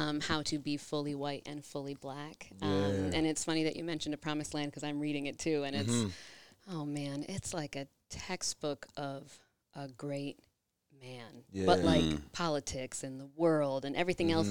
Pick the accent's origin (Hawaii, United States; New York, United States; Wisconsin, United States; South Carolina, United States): New York, United States; Rochester; I grew up here in Rochester, in the suburbs